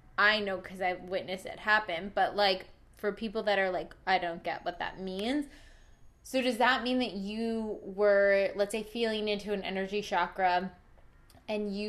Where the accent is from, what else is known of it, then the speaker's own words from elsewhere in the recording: South Brunswick, New Jersey, United States; now in Los Angeles, United States; my hometown, even like suburb of New Jersey